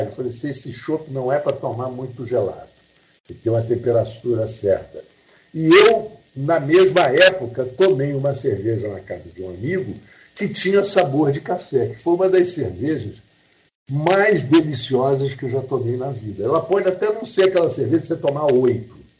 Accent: Brazil; eu sou brasileiro

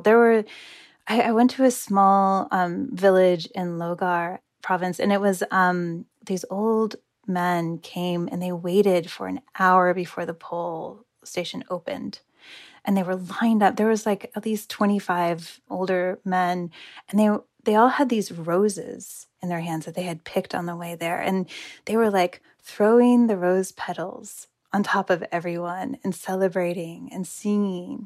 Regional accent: United States; I am from the United States.

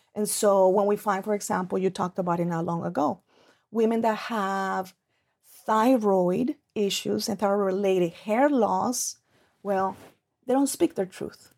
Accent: Colombia; moved away; I grew up in Colombia, and that's actually how I was raised

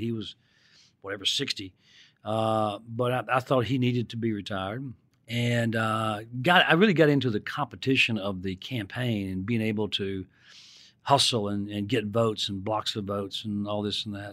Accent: Mississippi, United States; when I was growing up in Mississippi

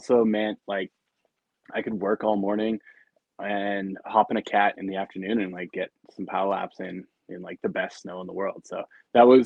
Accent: Calgary, Alberta, Canada; I grew up in Calgary

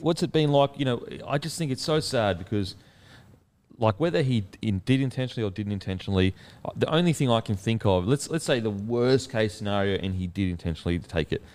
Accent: Australia; as an Australian, it's, like, as an Aussie

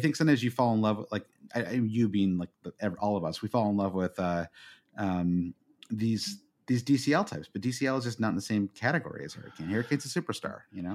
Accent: United States; as an American

